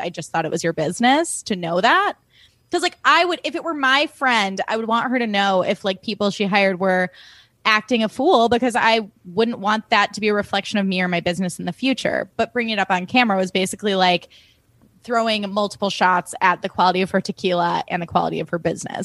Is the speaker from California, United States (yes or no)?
no; Highland Park, Illinois, United States; growing up in Highland Park, Illinois